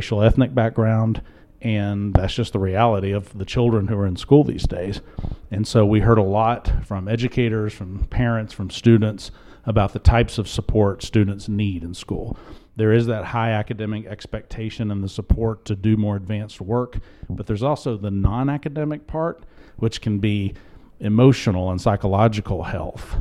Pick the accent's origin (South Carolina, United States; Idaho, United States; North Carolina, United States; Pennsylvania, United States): South Carolina, United States; I'm from South Carolina